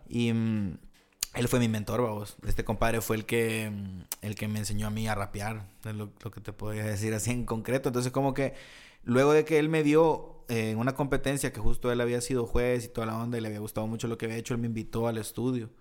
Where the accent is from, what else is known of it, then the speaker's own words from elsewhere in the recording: El Salvador; moved away as an adult; cuando yo me vine a vivir aquí, yo estaba teniendo muchos conflictos en El Salvador por situaciones sociales allá